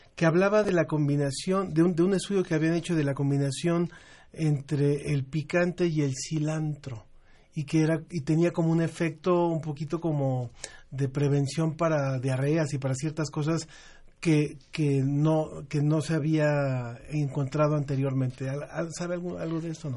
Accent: Mexico; en México habemos personas que diario estamos comiendo picante

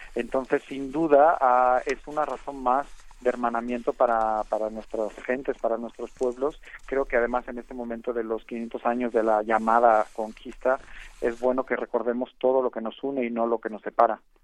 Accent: Spain; yo que soy español

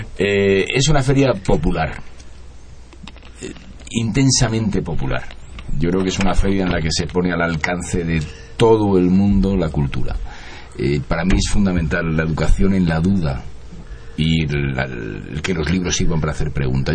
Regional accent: Spain; yo vengo de España

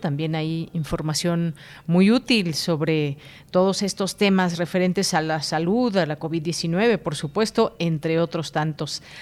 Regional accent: Mexico; como mexicanos

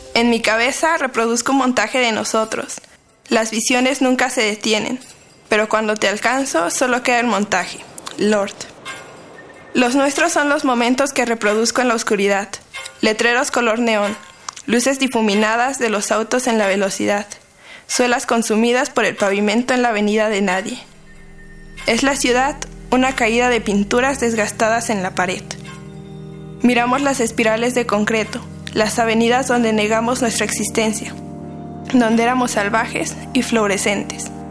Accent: State of Mexico, Mexico; soy del Estado de México

